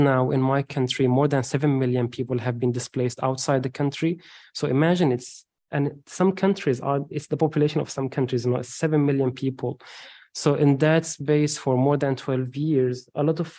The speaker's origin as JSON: {"language": "English", "town": "Homs", "region": "Homs Governorate", "country": "Syria", "moved": "as an adult", "said": "I'm Syrian from Homs, which is the third largest city in Syria after Damascus and Aleppo."}